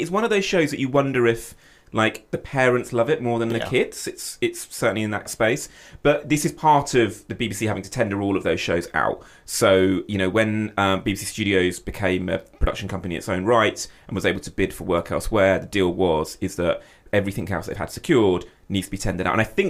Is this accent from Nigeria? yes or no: no; United Kingdom; And I'm not just saying that as a British producer